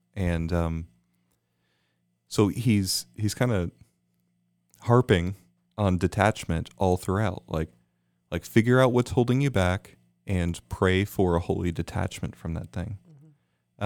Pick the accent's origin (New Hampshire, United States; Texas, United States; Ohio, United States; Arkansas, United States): Texas, United States; Houston; I was born in Houston.